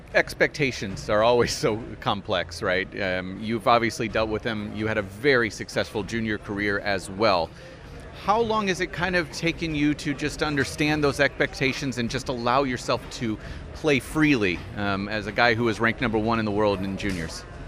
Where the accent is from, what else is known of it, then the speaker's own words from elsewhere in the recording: United States; as an American